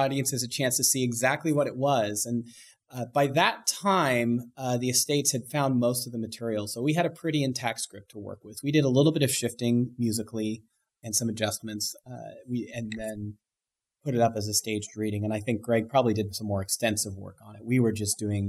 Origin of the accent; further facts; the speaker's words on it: Bay Area, California, United States; also born or lived in Long Beach; I grew up in the Bay Area. I was a native of the South Bay for a long time